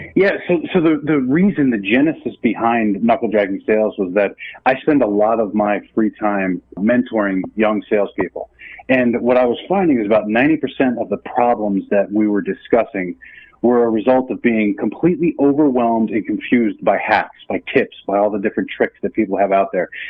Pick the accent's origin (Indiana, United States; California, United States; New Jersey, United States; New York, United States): New Jersey, United States; I'm from New Jersey